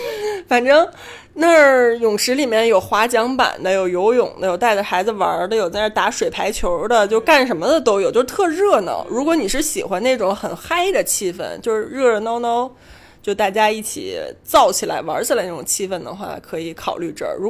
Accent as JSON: {"language": "Chinese", "region": "Beijing", "country": "China", "said": "对于北京人来说好难得呀，就是咱们很少有那种说遇到老乡的感觉。"}